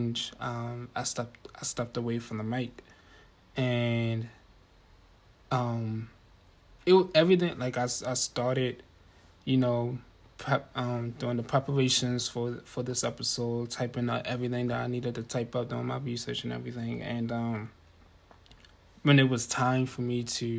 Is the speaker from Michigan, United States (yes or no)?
no; Baltimore, Maryland, United States; I'm from Baltimore